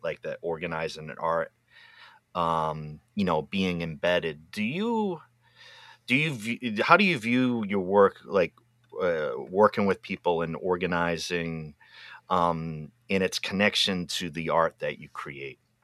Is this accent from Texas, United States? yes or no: no; Pawtucket, Rhode Island, United States; moved away; also born or lived in Massachusetts; I'm originally from Pawtucket, Rhode Island